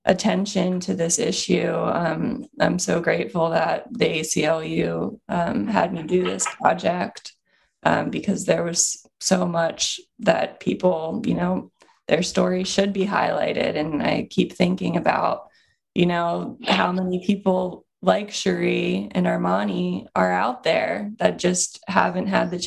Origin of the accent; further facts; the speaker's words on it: Lewes, Delaware, United States; now in Brooklyn, United States; I'm originally from Southern Delaware